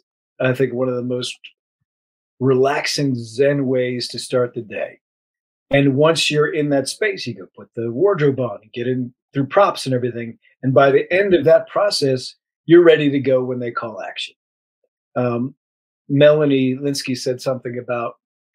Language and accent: English; United States; I grew up near Fort Myers